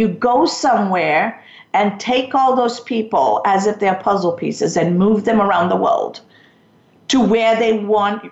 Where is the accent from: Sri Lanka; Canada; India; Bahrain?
Sri Lanka; moved away; I'm from Sri Lanka